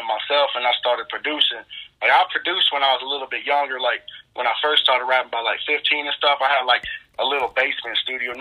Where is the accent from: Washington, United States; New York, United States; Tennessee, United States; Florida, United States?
Florida, United States; I'm from Florida